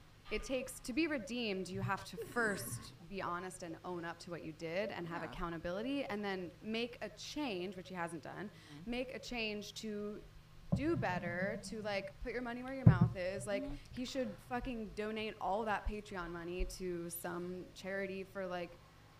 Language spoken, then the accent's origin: English; Philadelphia, Pennsylvania, United States; I'm from Philly, so I appreciated that.